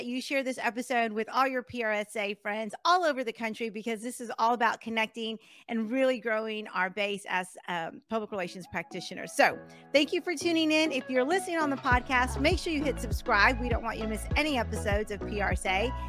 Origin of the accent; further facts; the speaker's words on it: Texas, United States; but being able to say, "Oh, I'm from Texas," it's such a large state that you end up knowing so many people.